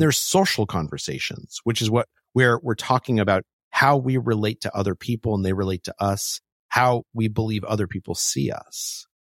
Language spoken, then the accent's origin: English; Albuquerque, New Mexico, United States; I grew up in Albuquerque, New Mexico